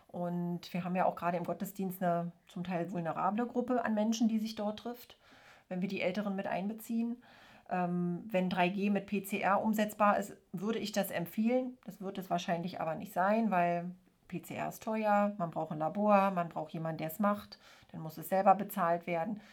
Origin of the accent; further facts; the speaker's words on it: East Germany, Germany; ich bin ja in der DDR aufgewachsen